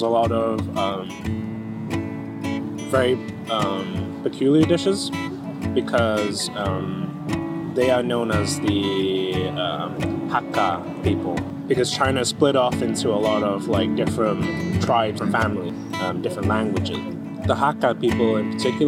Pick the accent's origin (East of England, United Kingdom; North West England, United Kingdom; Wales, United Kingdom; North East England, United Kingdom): North West England, United Kingdom; Manchester; moved away as an adult; also born or lived in Bolton; now in London, United Kingdom; I was born in Bolton, lived there for a few years until I was like 5 or 6, and kind of grew up in Manchester actually, and yeah, studied in Manchester